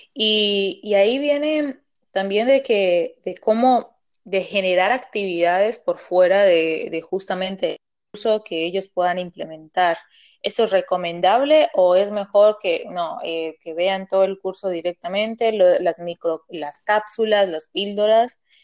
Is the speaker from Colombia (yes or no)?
yes; Colombia; Yo que soy colombiana